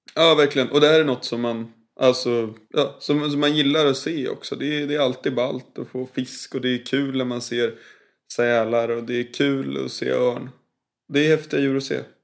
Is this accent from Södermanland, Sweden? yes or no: no; Blidö, Stockholm County, Sweden; Jag är uppväxt på Blidö